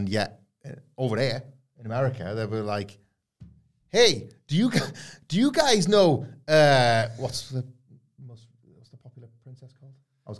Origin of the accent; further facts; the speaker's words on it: Yorkshire and the Humber, United Kingdom; Yorkshire is such a big county. I grew up in North Yorkshire, completely different to West Yorkshire, and so on and on and on.